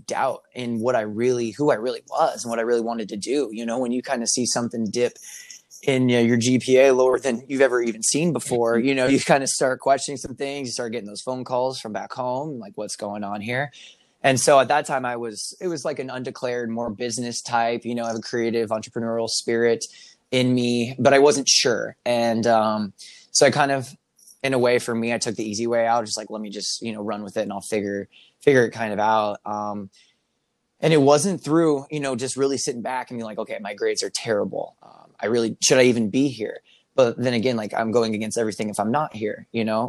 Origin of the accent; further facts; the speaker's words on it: Lincoln, Nebraska, United States; moved away as an adult; also born or lived in Oklahoma; I am originally from Lincoln, Nebraska. I was born and raised there